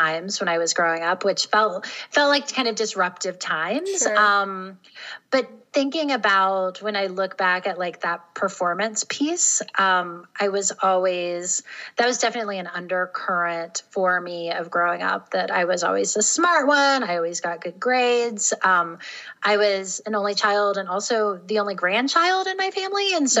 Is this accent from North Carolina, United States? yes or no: yes; North Carolina, United States; also born or lived in Tennessee, United States; So I grew up in the South, in North and South Carolina and Tennessee, and I was raised by a single mom.